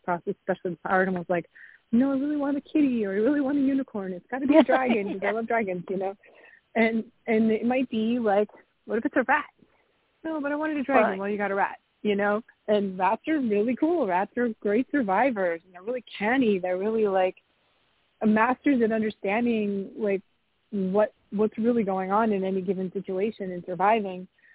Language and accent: English; New England, United States; I grew up in New England